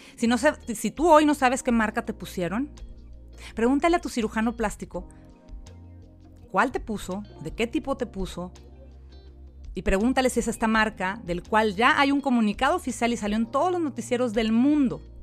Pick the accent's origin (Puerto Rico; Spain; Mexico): Mexico; now in United States; soy mexicana, vivo en Estados Unidos